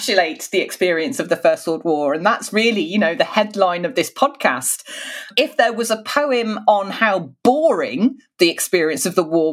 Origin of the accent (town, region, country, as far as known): United Kingdom